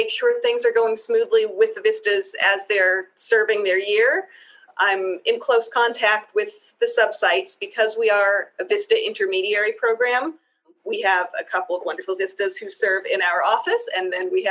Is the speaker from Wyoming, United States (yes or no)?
yes; Cheyenne, Wyoming, United States; also born or lived in Israel / Pittsburgh; My family returned to the States, and then we moved to Cheyenne when I was 9. So I grew up here